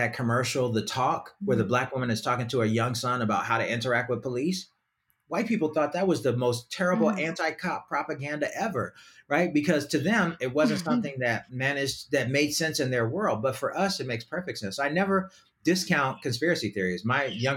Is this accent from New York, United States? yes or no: yes; New York City, New York, United States; I grew up in New York City